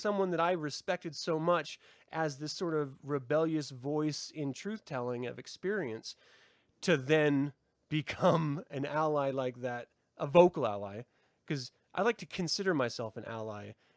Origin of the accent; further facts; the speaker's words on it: United States; I'm American